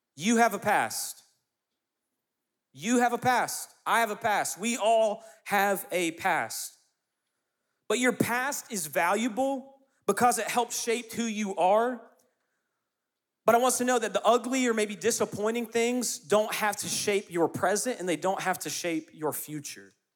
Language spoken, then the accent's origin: English; Clemson, South Carolina, United States; also born or lived in Lexington, North Carolina; My parents then moved to, to Clemson, South Carolina when I was two, and that's where I grew up